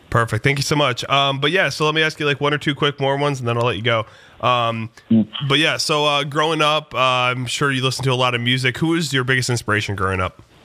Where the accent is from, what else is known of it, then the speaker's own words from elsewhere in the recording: Detroit, Michigan, United States; I'm from Detroit as well